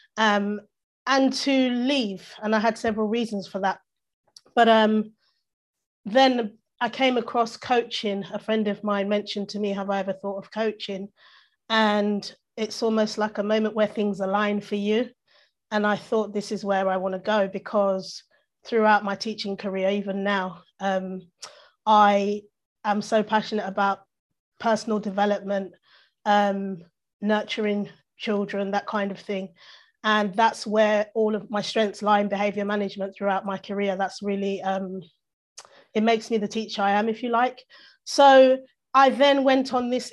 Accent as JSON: {"language": "English", "region": "London", "country": "United Kingdom", "tie": "born or raised there", "said": "I've grown up in London, essentially"}